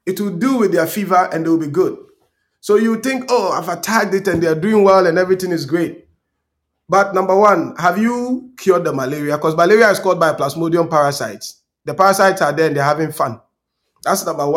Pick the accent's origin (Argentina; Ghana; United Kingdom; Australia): Ghana; Tarkwa Breman, Western Region; moved away; who grew up in Takwa-Berma in my village